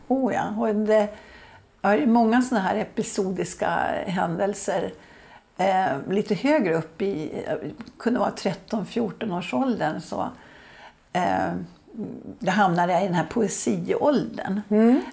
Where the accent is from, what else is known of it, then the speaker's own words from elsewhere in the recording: Södertälje, Stockholm County, Sweden; jag är uppvuxen i Södertälje